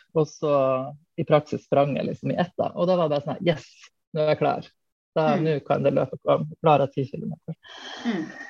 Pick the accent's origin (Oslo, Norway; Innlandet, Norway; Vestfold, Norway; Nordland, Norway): Nordland, Norway; Hamarøy; also born or lived in Mo i Rana; now in Bærum, Norway; Bor i Bærum. Eh, men jeg er opprinnelig fra Nord-Norge nærmere bestemt Hamarøy